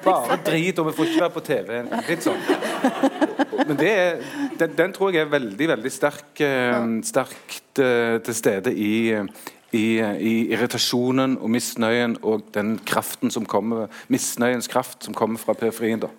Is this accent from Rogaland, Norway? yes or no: yes; Stavanger, Rogaland, Norway; jeg kommer fra Stavanger.